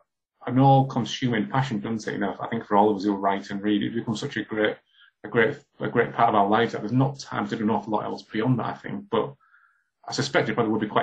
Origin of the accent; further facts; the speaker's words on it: Hull, Yorkshire and the Humber, United Kingdom; when I was growing up in Hull in the 80s